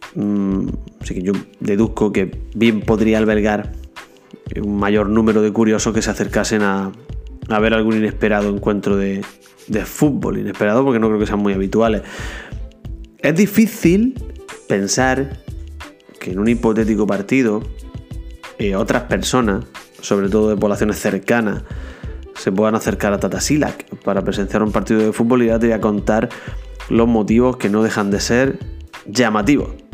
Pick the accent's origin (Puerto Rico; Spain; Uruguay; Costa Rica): Spain; Almería, Andalusia